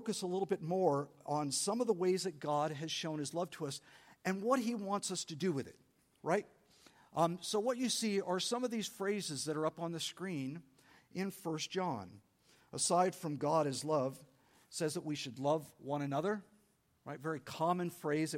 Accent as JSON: {"language": "English", "town": "San Diego", "region": "California", "country": "United States", "said": "I'm from San Diego. I grew up loving Mexican food"}